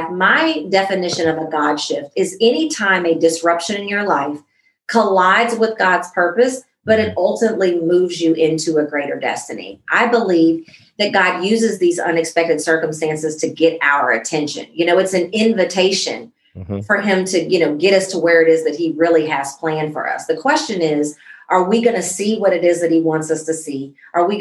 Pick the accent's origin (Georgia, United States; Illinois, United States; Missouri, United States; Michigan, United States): Illinois, United States; Central; now in Dallas, United States; I'm not in Central Illinois anymore, but Central Illinois is very so much in me